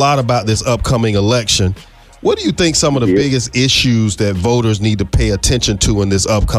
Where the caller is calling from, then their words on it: Tallahassee, Florida, United States; I'm calling you from Tallahassee